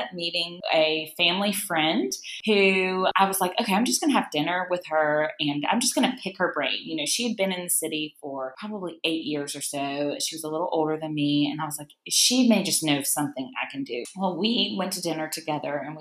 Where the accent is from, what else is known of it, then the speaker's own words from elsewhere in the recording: Charlotte, North Carolina, United States; Both of my parents are actually born and raised in New Orleans, but I grew up in Charlotte, North Carolina.